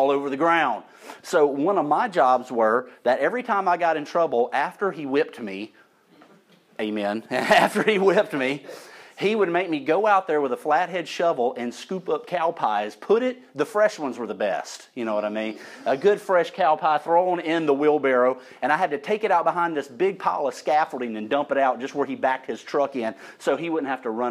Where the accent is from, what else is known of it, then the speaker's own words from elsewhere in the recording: St. Elmo, Alabama, United States; I was growing up in St. Elmo, Alabama, my people